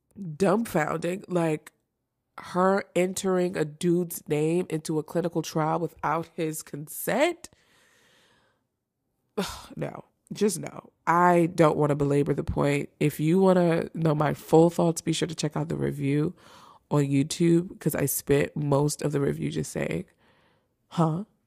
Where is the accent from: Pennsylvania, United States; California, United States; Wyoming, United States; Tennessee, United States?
Pennsylvania, United States; Philadelphia; Philly is my hometown